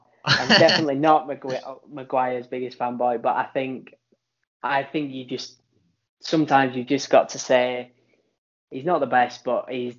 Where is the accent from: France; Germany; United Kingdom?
United Kingdom; Liverpool, North West England; I'm not English. I'm a scouser.